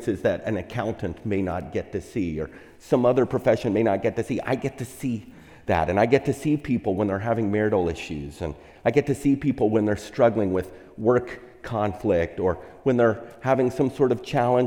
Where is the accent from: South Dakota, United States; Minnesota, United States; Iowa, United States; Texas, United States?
Texas, United States; now in California, United States; I'm from Texas, and so that's the Bible Belt